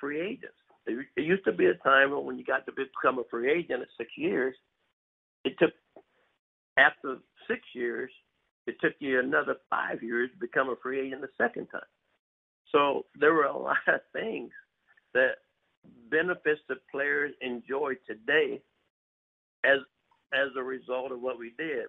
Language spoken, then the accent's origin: English; Missouri, United States; I literally lived in New York all winter, and I was really from Missouri